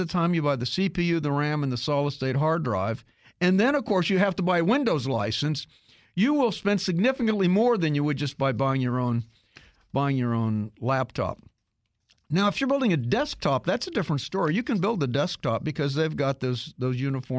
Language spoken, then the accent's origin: English; Kansas, United States; I grew up in Kansas